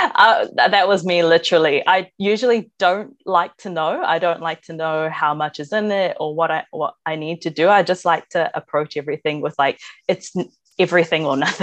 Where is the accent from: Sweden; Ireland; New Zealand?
New Zealand; being Māori myself and growing up with that stuff